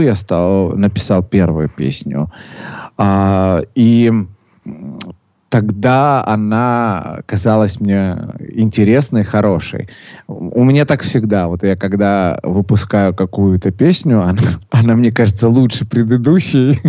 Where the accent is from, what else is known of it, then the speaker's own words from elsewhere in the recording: Sochi, Krasnodar Krai, Russia; родился я в городе э, Сочи